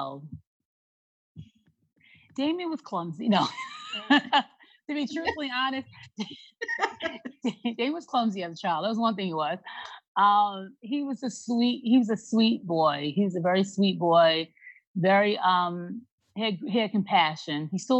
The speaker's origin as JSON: {"language": "English", "area": "Long Island", "region": "New York", "country": "United States", "moved": "yes", "said": "we're from Long Island originally"}